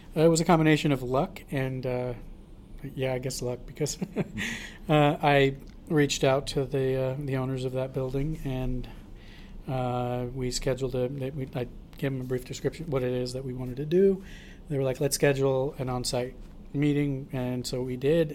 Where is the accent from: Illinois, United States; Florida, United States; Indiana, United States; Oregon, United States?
Oregon, United States; Portland; I was born and raised in Portland.